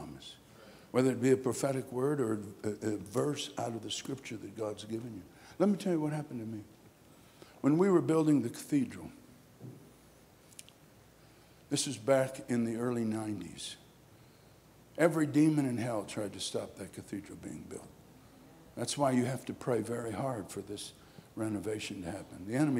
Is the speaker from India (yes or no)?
yes; Kolkata, West Bengal, India; born there; I was born in Calcutta, India. My parents were missionaries there, started the great Calcutta Revival Center, started a Bengali work.